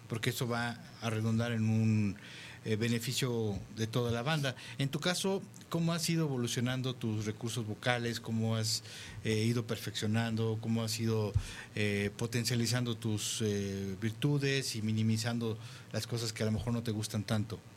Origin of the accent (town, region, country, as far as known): Mexico